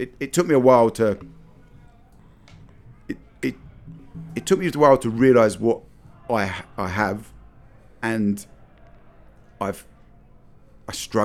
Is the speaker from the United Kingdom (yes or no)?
yes; London, United Kingdom; moved away as an adult; now in Texas, United States; I grew up in London